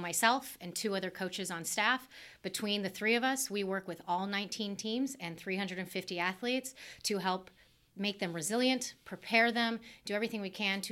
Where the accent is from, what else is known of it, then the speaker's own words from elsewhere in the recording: Los Alamitos, California, United States; I was actually born and raised in Los Alamitos, right up the street.